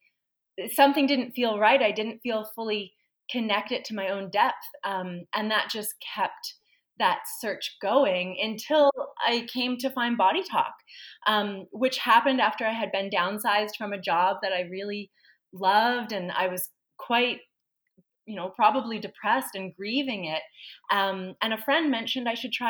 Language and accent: English; Halifax, Nova Scotia, Canada; I was born in Halifax, raised in Halifax, specifically the community of Spryfield.